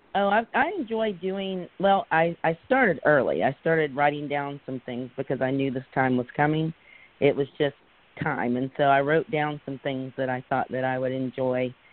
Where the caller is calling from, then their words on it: Pensacola, Florida, United States; I'm calling from Pensacola.